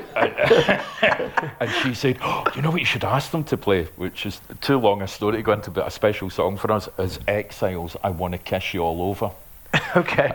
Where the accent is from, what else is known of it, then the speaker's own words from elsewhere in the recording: Glasgow, Scotland, United Kingdom; also born or lived in Lanarkshire; I was originally from Springburn, but then we moved to Lanarkshire and all over the place